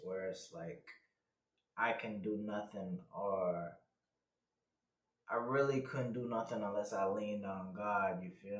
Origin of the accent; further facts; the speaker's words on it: U.S. Virgin Islands; also born or lived in Texas; I'm from the Virgin Islands, raised there, you know. I was born out here in Texas, but you know, I don't really claim Texas like that.